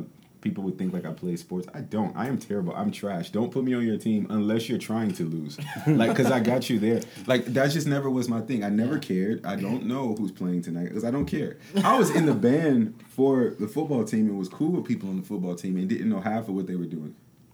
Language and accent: English; Detroit, Michigan, United States; moved away; growing up in Detroit